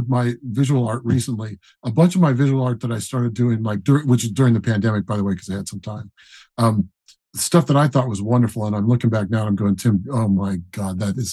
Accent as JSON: {"language": "English", "town": "Colorado Springs", "region": "Colorado", "country": "United States", "tie": "born or raised there", "also_born_or_lived": "Denver, Colorado", "moved": "yes", "said": "I grew up in Colorado Springs. And Denver, mostly Colorado Springs."}